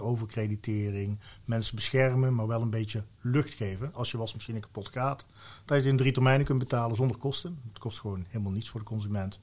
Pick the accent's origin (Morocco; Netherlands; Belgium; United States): Netherlands; Valkenswaard, North Brabant; also born or lived in Mierlo; een Brabander van oorsprong, Valkenswaard, geboren in Mierlo. Dus echt opgevoed met carnaval